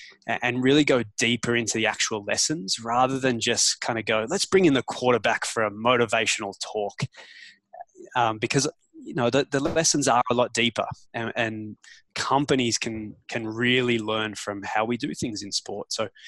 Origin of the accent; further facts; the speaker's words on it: Australia; now in Toronto, Canada; If you go by passports, I'm still Australian. But yeah, I've been living in Toronto, Canada for the last 10 years.